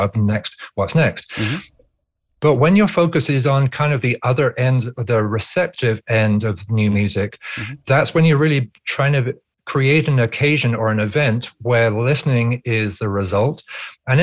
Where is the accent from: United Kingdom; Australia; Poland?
United Kingdom; near the Blowing Stone, Berkshire Downs, South East England; near my village growing up in England, there's the Blowing Stone.